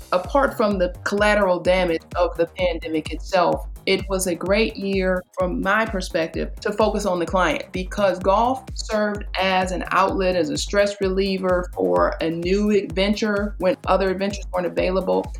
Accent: Detroit, Michigan, United States; I grew up in Detroit, Michigan

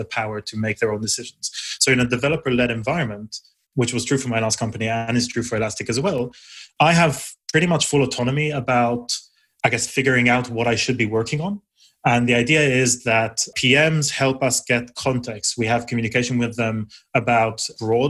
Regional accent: Israel; now in United Kingdom; I grew up in Israel, I now live in the UK

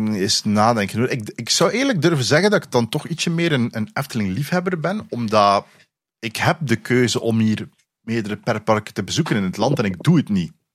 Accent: Flanders, Belgium; accent: Flemish; mijn Vlaams dialect

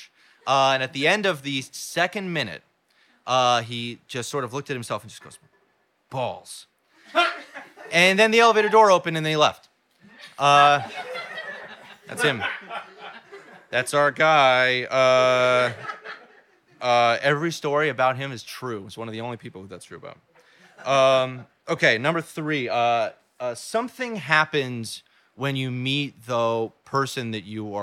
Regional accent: United States; also born or lived in New York City; I was born in New York City, but I was brought out of the city into Carroll Gardens. By about a year and a half, my parents moved to the suburbs, and there I stayed

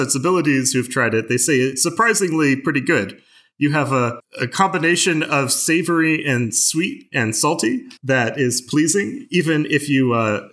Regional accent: New Hampshire, United States; I grew up in the Northeast, in New Hampshire

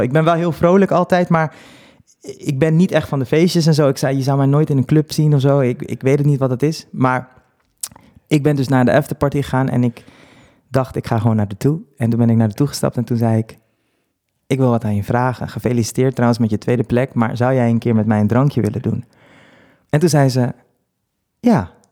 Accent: Netherlands; also born or lived in Dominican Republic; ik ben dus soort van hier opgevoed, opgegroeid en daar heb ik ook een jaartje gewoond. Maar ik voel me wel een Nederlander

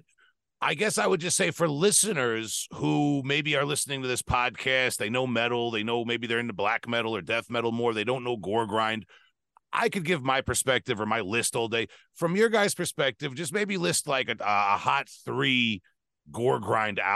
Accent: Long Island, New York, United States; growing up on Long Island, kind of a, you know, close to New York City

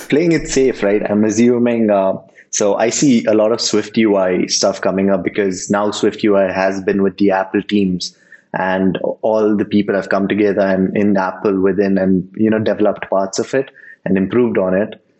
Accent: Mumbai, Maharashtra, India; now in Bangalore, India; I'm from India, originally from Mumbai, and I settled down in Bangalore

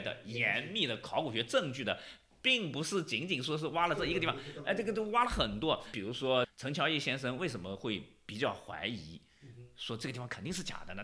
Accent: China; 我们中国人玉是最好的石头，最最灵的。

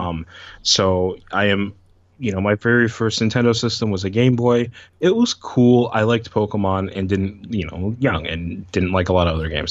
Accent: Syracuse, New York, United States; I grew up in Syracuse

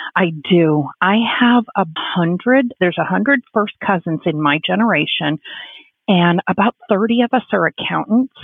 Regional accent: Illinois, United States; now in San Diego, United States; growing up in Illinois, you're growing up in a very union type of organization

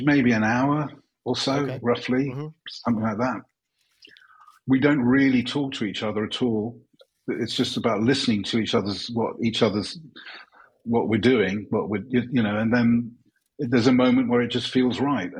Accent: England, United Kingdom; we're very English

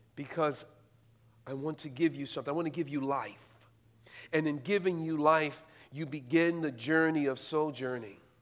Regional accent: New York City, New York, United States; moved away as an adult; now in Indianapolis, United States; I'm originally from New York. I'm a native New Yorker, born and raised in Brooklyn

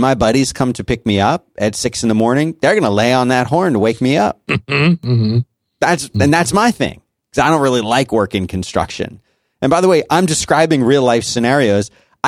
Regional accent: Florida, United States; And the funny thing is, like, growing up in South Florida, it was not like that.

